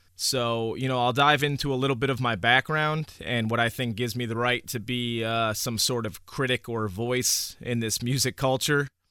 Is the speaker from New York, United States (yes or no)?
yes; Newburgh, New York, United States; also born or lived in Oneonta, New York; I grew up in Newburgh, New York, which is, uh, in the Hudson Valley area